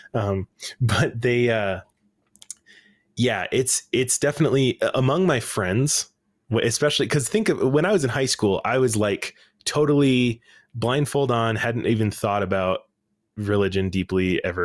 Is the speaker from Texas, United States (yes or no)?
no; Salt Lake City, Utah, United States; I grew up in Salt Lake City